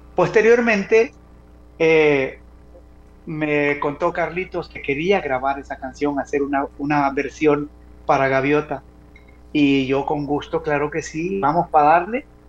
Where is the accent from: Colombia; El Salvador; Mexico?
El Salvador; Yo como salvadoreño